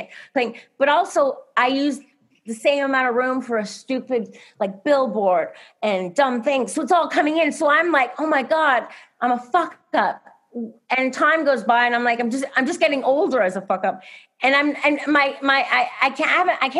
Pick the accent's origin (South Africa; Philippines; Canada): Canada; moved away; I grew up in Canada